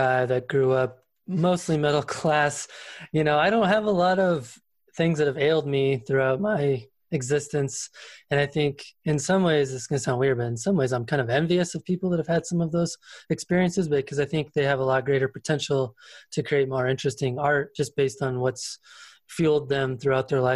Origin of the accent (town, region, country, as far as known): Colorado, United States; born or raised there